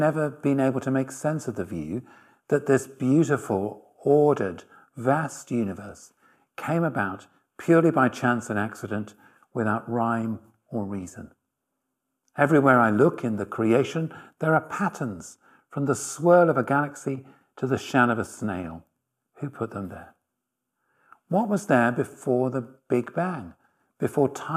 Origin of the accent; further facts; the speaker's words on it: Halifax, Yorkshire and the Humber, United Kingdom; now in Oxford, United Kingdom; I'm from Halifax